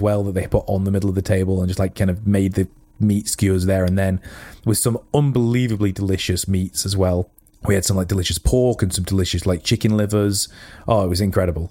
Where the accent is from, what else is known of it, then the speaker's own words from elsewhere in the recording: United Kingdom; as British, we are